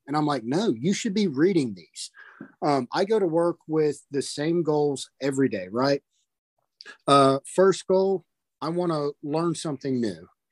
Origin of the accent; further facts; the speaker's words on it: North Carolina, United States; I'm from North Carolina